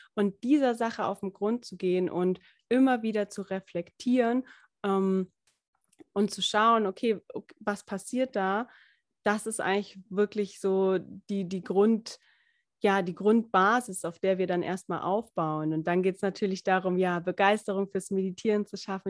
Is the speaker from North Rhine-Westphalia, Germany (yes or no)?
no; Lindau, Bavaria, Germany; ich komme ja aus Lindau, Lindau am Bodensee